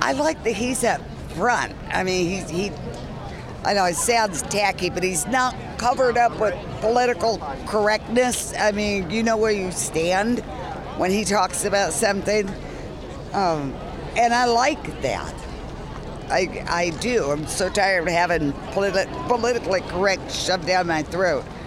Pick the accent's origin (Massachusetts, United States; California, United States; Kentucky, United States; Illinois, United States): California, United States; now in Arizona, United States; I grew up in the an agricultural area of California